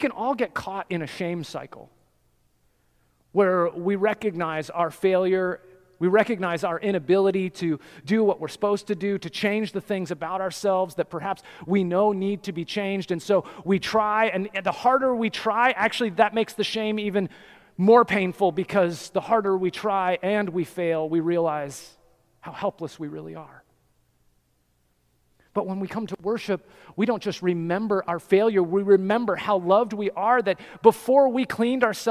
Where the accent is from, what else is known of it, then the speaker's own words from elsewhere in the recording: Colorado, United States; I'm from Colorado. I grew up in the mountains.